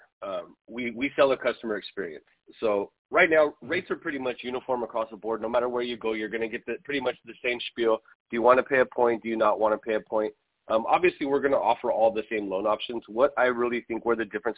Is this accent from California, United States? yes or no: yes; Southern California, United States; also born or lived in San Bernardino; I'm actually from Southern California. I cover the entire Temecula Valley